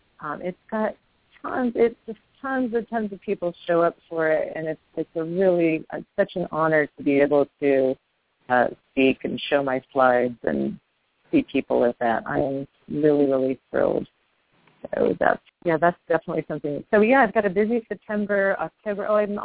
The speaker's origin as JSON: {"language": "English", "town": "San Diego", "region": "California", "country": "United States", "tie": "born or raised there", "moved": "yes", "lives_now": "New York City, United States", "said": "In my hometown, I'm going to be an author at the San Diego Jewish Book Fair at the La Jolla JCC"}